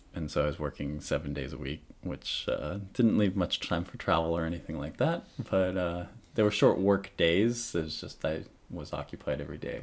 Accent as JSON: {"language": "English", "town": "Monmouth", "region": "Oregon", "country": "United States", "tie": "born or raised there", "also_born_or_lived": "Washington / Corvallis, Oregon / Bend, Oregon / Eugene, Oregon", "moved": "as an adult", "lives_now": "Japan", "said": "I grew up mostly in Monmouth, Oregon."}